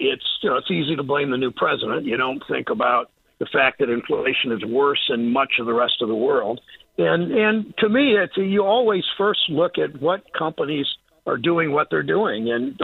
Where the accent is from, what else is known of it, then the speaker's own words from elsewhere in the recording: Mansfield, Ohio, United States; now in Cleveland, United States; where I grew up in Mansfield, where I live in Cleveland now